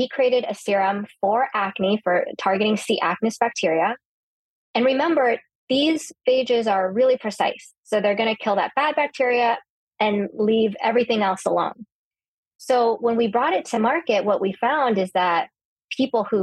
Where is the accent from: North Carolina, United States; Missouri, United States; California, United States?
California, United States; I grew up in California